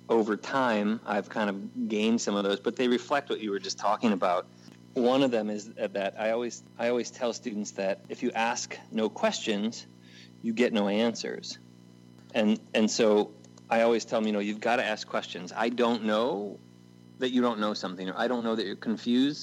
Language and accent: English; United States; also born or lived in Middle East; my fellow Americans